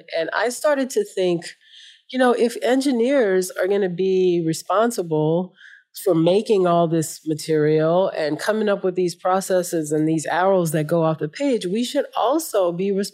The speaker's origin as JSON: {"language": "English", "town": "New Orleans", "region": "Louisiana", "country": "United States", "tie": "born or raised there", "said": "I was raised in New Orleans on the Gulf Coast of the United States."}